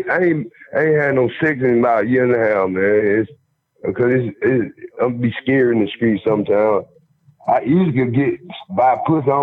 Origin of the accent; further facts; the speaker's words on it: Chicago, Illinois, United States; I'm from Chicago, really. I'm from Chicago. Shoot